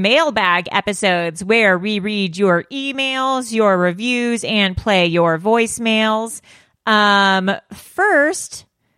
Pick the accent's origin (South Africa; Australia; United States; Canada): Canada; When I hear the noise honk honk, I always think of a goose, maybe because I'm Canadian.